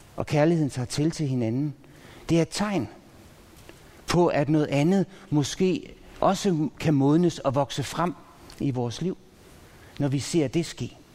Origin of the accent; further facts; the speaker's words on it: Pandrup, North Denmark Region, Denmark; jeg er vokset op i Pandrup